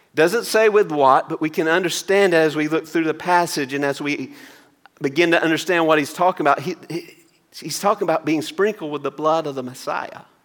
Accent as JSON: {"language": "English", "town": "Maysville", "region": "Georgia", "country": "United States", "tie": "born or raised there", "said": "driving home from University of Georgia in Athens to my hometown of Maysville"}